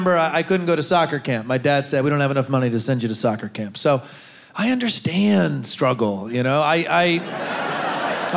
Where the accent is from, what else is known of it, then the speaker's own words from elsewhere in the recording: Ann Arbor, Michigan, United States; now in New York, United States; from Ann Arbor, you know, not too far away.